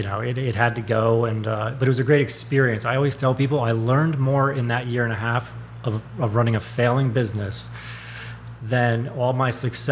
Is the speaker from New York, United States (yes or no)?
yes; Hyde Park, New York, United States; moved away as an adult; also born or lived in Pawleys Island, South Carolina; Born and raised in upstate New York, Poughkeepsie. I say Poughkeepsie, really High Park, because nobody knows where High Park is. But an hour and a half north of New York City, right between Albany and New York City. But, you know, it was a great growing up in the Hudson Valley there.